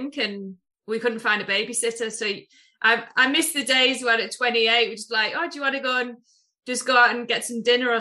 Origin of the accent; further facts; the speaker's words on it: Middlesbrough, North East England, United Kingdom; moved away as an adult; also born or lived in Houston; I'm from Middlesbrough originally